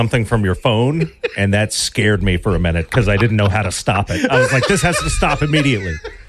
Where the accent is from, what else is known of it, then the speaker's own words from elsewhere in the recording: Minden, Louisiana, United States; I'm from Minden, Louisiana